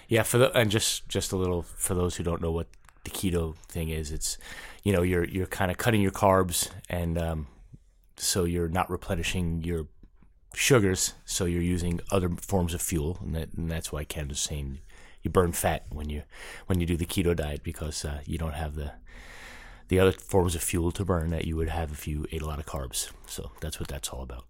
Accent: New York, United States; also born or lived in Los Angeles / Saint Louis; now in St. Louis, United States; I'm from New York, so I was raised there

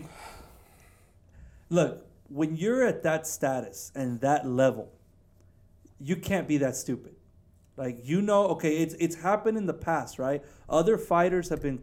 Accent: Houston, Texas, United States; Houston, my hometown

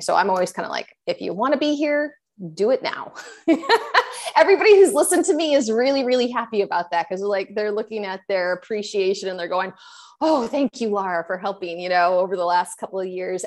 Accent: Maine and Western Massachusetts, New England, United States; now in Tampa Bay, United States; I'm originally from Maine and Western Massachusetts.

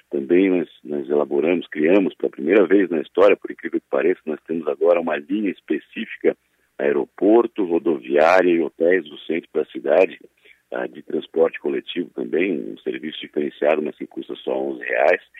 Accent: Criciúma, Santa Catarina, Brazil; born or raised there; now in Florianópolis, Brazil

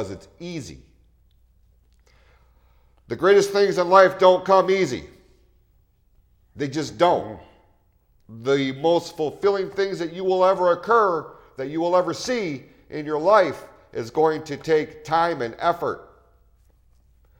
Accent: Hadley, Michigan, United States; I grew up in Hadley, which is the next town over

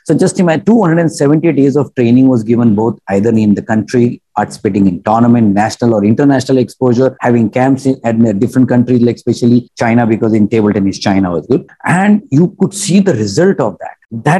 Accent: India; I'm an Indian

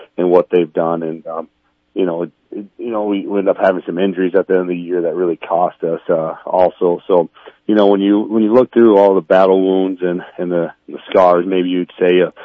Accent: Central Lyon-George-Little Rock area, Iowa, United States; born or raised there

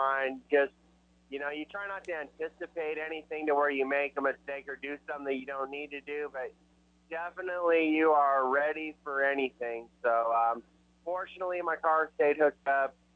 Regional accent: Indianapolis, Indiana, United States; Indy last year was the most special for me. That's my hometown.

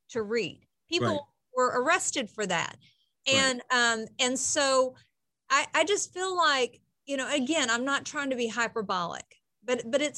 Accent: Appalachia, United States; moved away; I come from Appalachia

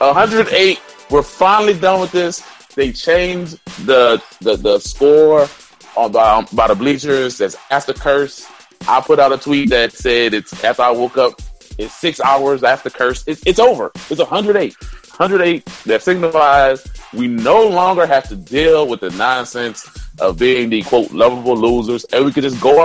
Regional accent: New Orleans, Louisiana, United States; I'm from New Orleans.

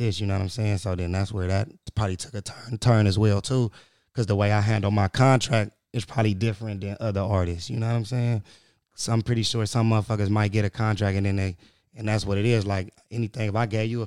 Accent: Compton, California, United States; I'm from Compton

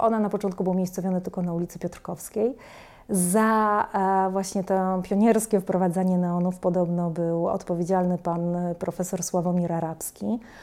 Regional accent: Łódź, Łódź Voivodeship, Poland; u nas, w Łodzi

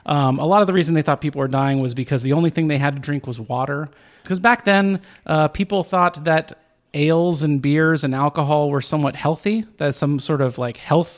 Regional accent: Arizona, United States; also born or lived in California; I'm from Arizona. Hey, lived most of my life in California.

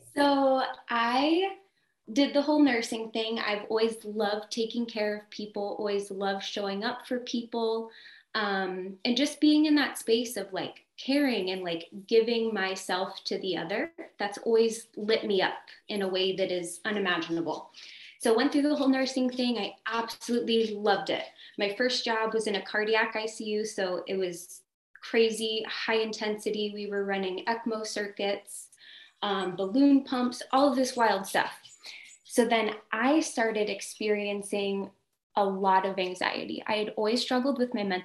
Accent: Ohio, United States; moved away as an adult; now in California, United States; I'm from Ohio

